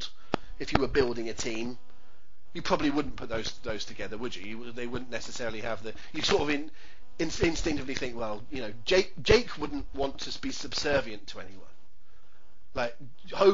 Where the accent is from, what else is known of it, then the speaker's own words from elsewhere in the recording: England, United Kingdom; I'm English